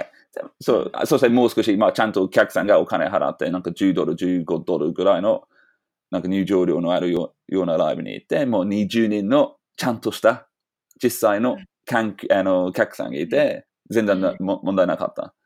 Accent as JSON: {"language": "Japanese", "region": "London", "country": "United Kingdom", "second_language": "Japanese", "moved": "yes", "lives_now": "Japan", "said": "僕はロンドンだから、ロンドンは少しなまってる"}